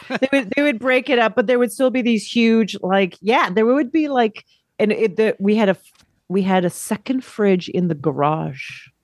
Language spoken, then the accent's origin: English; Alberta, Canada; Alberta, I grew up in Alberta